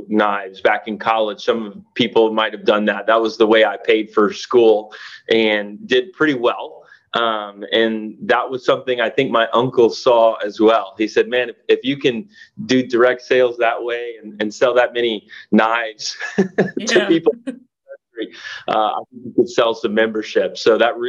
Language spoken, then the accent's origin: English; the South, United States; I grew up in the South